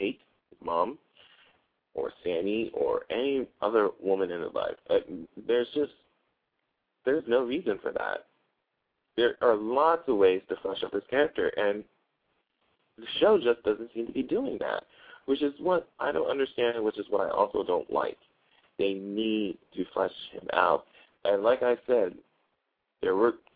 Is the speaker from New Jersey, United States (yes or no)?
yes; New Jersey, United States; I'm from Jersey